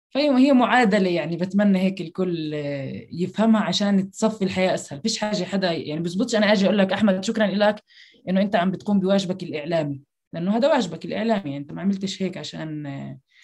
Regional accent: Jerusalem, Palestine; من القدس وتحديدا حي الشيخ جراح

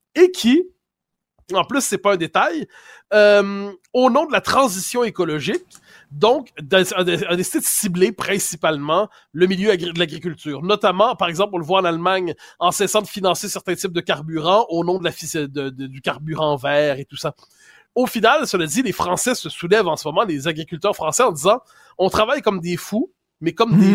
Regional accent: Quebec, Canada; on est des Québécois

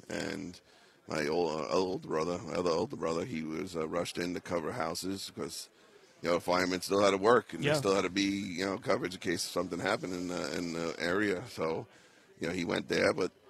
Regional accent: Staten Island, New York, United States; I couldn't get home because I'm from Staten Island.

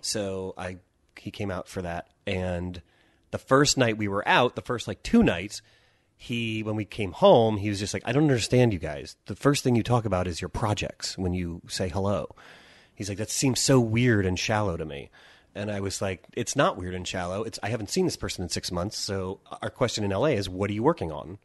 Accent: Pennsylvania, United States; moved away as an adult; now in Los Angeles, United States; our home in Pennsylvania

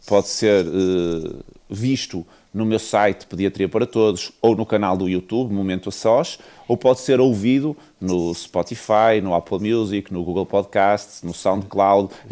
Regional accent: Viana do Castelo, Norte, Portugal; eu sou de Viana do Castelo

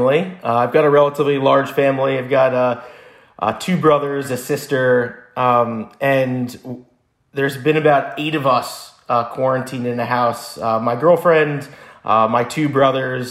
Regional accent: New Jersey, United States; moved away as an adult; also born or lived in Israel; I grew up in New Jersey.

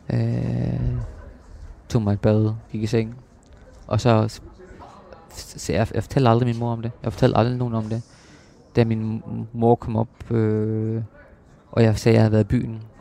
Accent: Copenhagen, Capital Region of Denmark, Denmark; Øh, jeg kommer fra København, og hun fra Horsens, og så mødes vi på midten

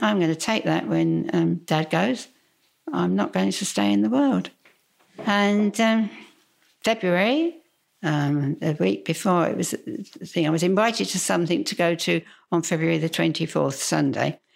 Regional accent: London, United Kingdom; accent: Cockney; moved away as an adult; also born or lived in Twickenham; now in Australia; I was actually born in Putney, which is, you know, a stone's throw from, um, you know, the city of London. I really am a Cockney.

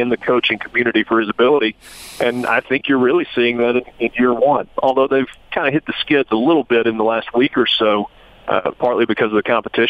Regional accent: Oxford, Mississippi, United States; I'm from Oxford.

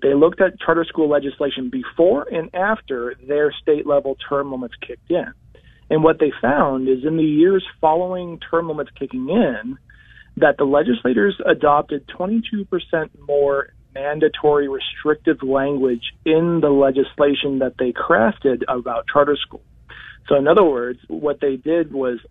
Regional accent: New Hampshire, United States; the size of my high school when I grew up in New Hampshire

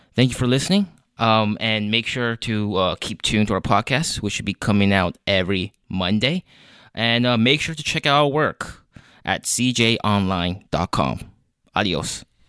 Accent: Los Angeles, California, United States; moved away as an adult; also born or lived in Missouri; now in Kansas, United States; I'm from California, you know, it's a chill state in SoCal, L A, shout out, sixty-six where I'm from

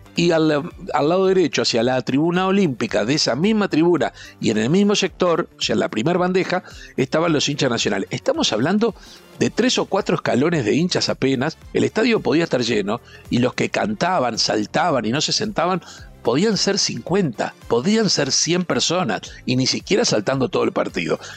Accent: Uruguay; como uruguayo, yo viajé mucho

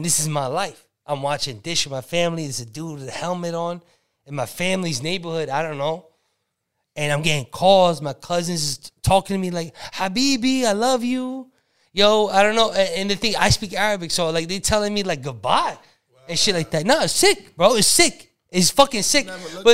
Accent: New York City, New York, United States; growing up in the Bronx, like my parents is Arab

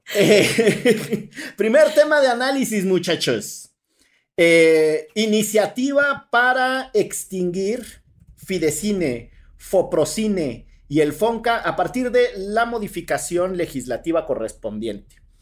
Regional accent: Orizaba, Veracruz, Mexico; mis queridos amigos con los que crecí en Orizaba, Veracruz

